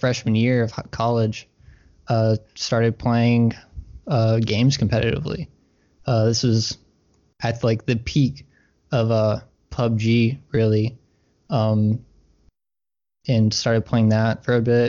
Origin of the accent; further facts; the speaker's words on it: Troy, Alabama, United States; So I was born in Alabama. I'm from Troy. It's not too far away from Auburn